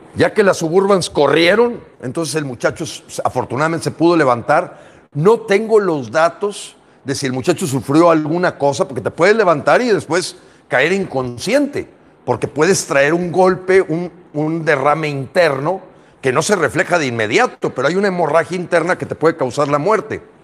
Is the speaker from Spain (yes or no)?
no; Mexico; Somos mexicanos